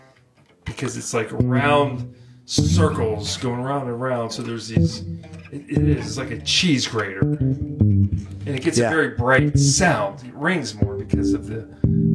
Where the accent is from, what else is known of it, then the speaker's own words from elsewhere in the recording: Pittsburgh, Pennsylvania, United States; I grew up in Pittsburgh